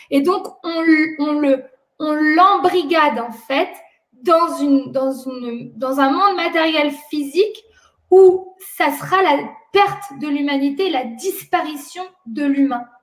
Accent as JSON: {"language": "French", "country": "France", "tie": "born or raised there", "said": "moi je suis née en France et grandi en France"}